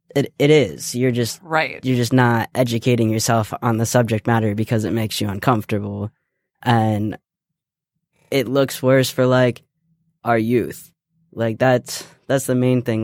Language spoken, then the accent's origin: English; Ohio, United States; I was born and raised in Ohio, so I have yet to change my Ohio residency.